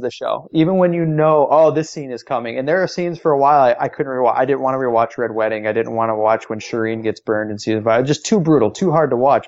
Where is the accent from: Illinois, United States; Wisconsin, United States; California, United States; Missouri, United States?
Illinois, United States; Chicago; I'm from Chicago.